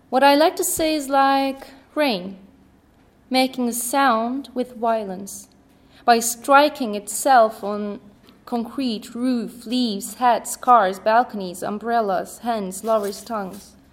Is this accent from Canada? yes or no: no; Syria; also born or lived in Kuwait; I was born in Kuwait. So, are you Kuwaitian? No, I grew up in Syria.